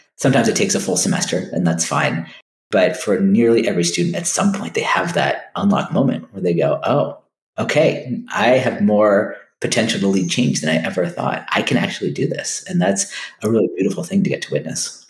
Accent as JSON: {"language": "English", "country": "United States", "tie": "born or raised there", "said": "a kid growing up in the United States"}